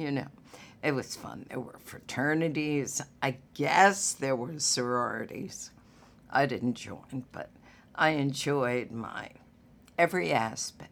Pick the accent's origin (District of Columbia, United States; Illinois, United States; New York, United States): District of Columbia, United States; Washington; growing up in Washington